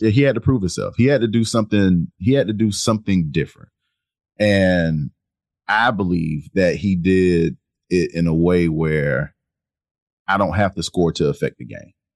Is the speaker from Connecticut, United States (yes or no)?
no; South Carolina, United States; I'm from South Carolina